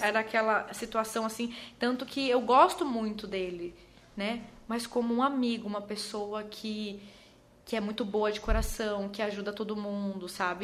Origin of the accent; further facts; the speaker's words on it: Osasco, São Paulo, Brazil; now in Maceió, Brazil; Eu nasci em Presidente Altino, Osasco, São Paulo. E eu tive uma infância muito simples